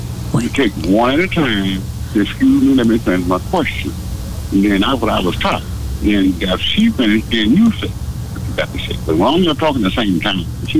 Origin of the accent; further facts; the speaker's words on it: the South, United States; I'm from the South. I'm 80 years old.